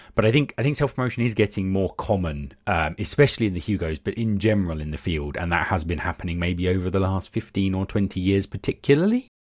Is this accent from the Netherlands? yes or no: no; United Kingdom; I am very British